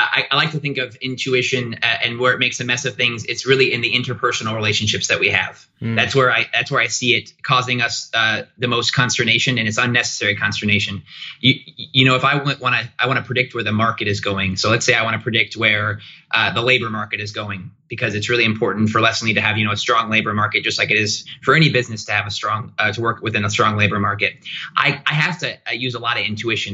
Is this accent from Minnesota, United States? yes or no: no; Goshen, Indiana, United States; I hail from Goshen, Indiana, which is about 3 hours north of Indianapolis, but I've lived in Indy for nearly a decade